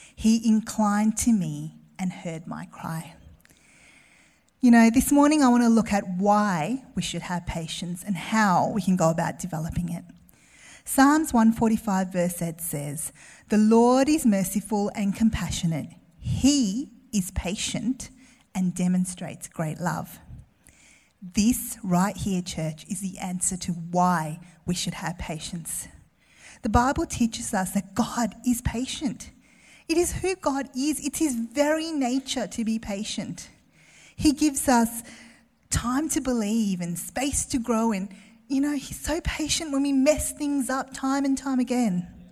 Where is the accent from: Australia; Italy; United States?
Australia; Melbourne, Victoria; I grew up in Melbourne